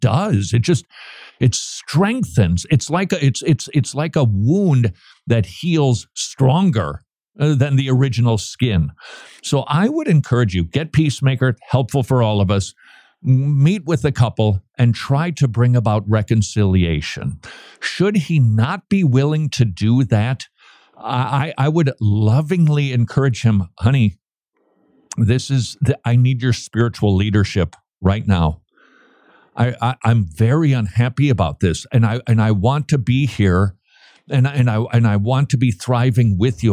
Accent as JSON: {"language": "English", "town": "St. Paul", "region": "Minnesota", "country": "United States", "tie": "born or raised there", "moved": "yes", "said": "last time I visited my hometown, downtown St. Paul was looking a little bit, um, let's just say, neglected."}